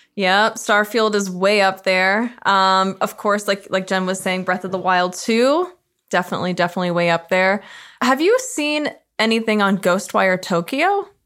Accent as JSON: {"language": "English", "country": "Canada", "said": "as a Canadian"}